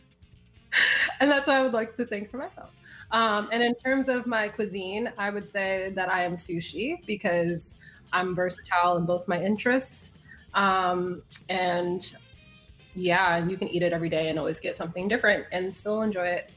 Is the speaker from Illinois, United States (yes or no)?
yes; Chicago, Illinois, United States; also born or lived in New York City area; now in New York City, United States; I am originally from Chicago, currently living in the New York City area